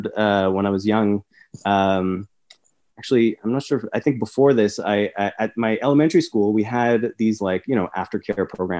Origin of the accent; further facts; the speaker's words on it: Montreal, Quebec, Canada; I grew up in Montreal